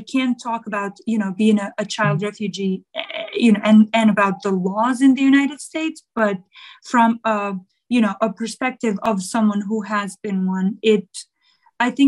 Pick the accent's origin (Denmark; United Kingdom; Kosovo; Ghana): Kosovo; also born or lived in Albania; I am originally from Kosovo, and I was 4.5 years old when the end of Yugoslavia war, which was the war with Kosovo, happened.